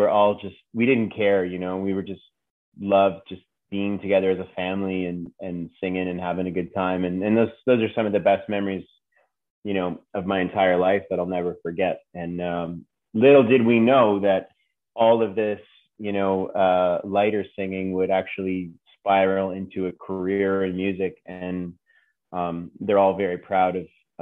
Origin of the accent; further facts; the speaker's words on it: Toronto, Ontario, Canada; I was born and raised in Toronto, Ontario.